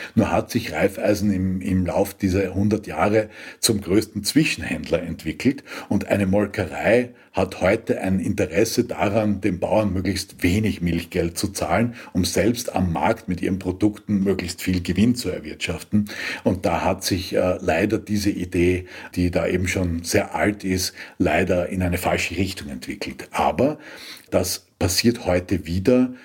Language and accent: German; Austria; bei uns in Österreich